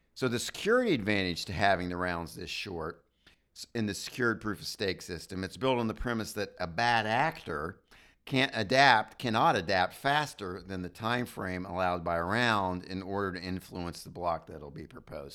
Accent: United States; as an American

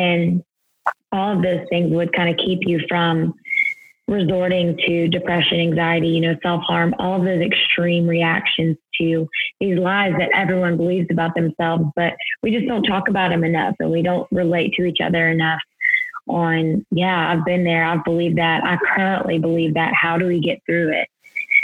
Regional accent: Louisiana, United States; also born or lived in New York City, United States; now in Houston, United States; I am from Louisiana

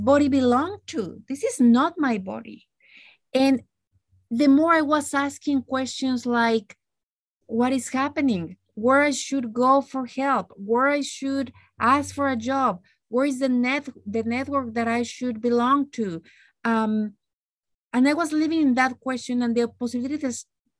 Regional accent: Mexico; moved away as an adult; now in Canada; growing up in Mexico

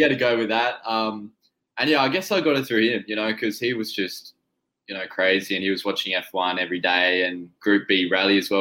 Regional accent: Tasmania, Australia; we're from Tasmania, which is yeah. like a little island off off the mainland.

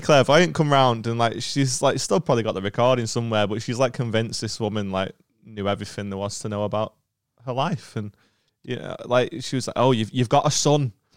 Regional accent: Stockport, North West England, United Kingdom; I'm from Stockport.

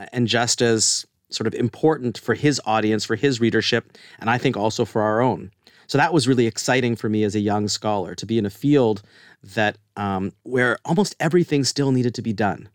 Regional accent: Canada; moved away as an adult; now in United States; we're both Canadian

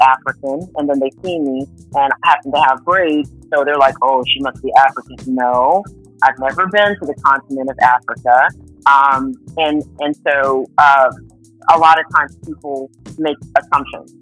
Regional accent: Puerto Rico; I was born on the island of Puerto Rico in San Dulce

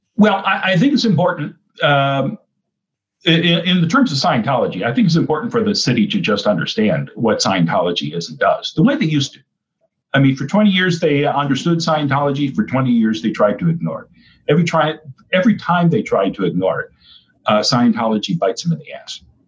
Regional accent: Oshkosh, Wisconsin, United States; now in Clearwater, United States; when I was growing up in Oshkosh, Wisconsin

